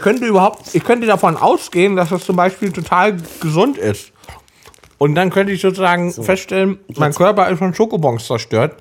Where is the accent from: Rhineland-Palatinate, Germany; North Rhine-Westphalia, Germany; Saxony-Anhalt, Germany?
Saxony-Anhalt, Germany; Salzwedel; ich komme aus Salzwedel, Sachsen-Anhalt, in der Altmark, so ein kleiner Ort im Nirgendwo quasi